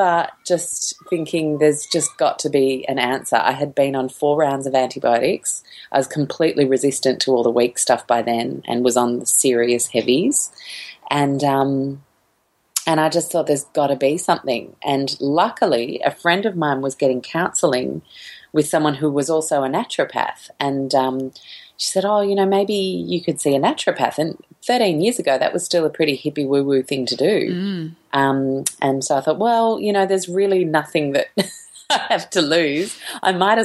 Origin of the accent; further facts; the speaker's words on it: Sydney, New South Wales, Australia; I grew up in Sydney